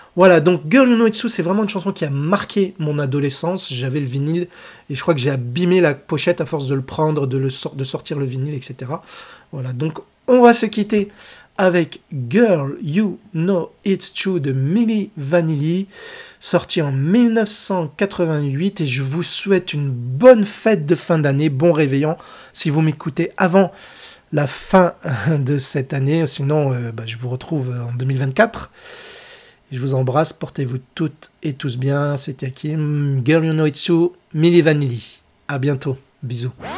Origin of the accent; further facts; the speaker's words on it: France; Chez nous en France